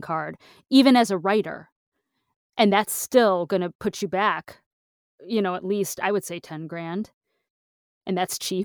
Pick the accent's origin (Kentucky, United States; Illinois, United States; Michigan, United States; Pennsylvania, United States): Michigan, United States; I'm from Michigan